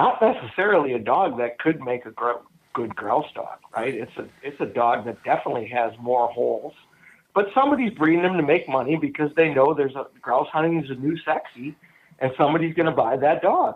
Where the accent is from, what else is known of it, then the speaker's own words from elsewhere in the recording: Wisconsin, United States; growing up in Wisconsin, we musky fished.